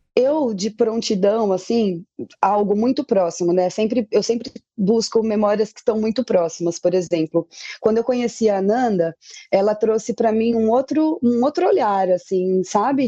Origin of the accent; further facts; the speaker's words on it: Tupã, São Paulo, Brazil; now in São Paulo, Brazil; eu sou natural de Tupã e aí quando mudei para São Paulo